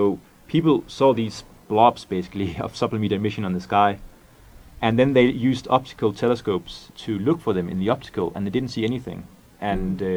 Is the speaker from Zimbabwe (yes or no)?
no; Denmark; English is a second language; moved away as an adult; also born or lived in Scotland; now in California, United States; I'm from Denmark